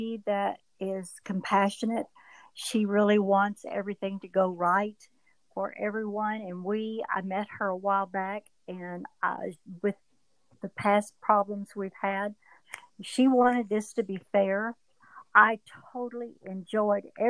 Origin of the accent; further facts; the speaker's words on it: Duncanville, Texas, United States; my hometown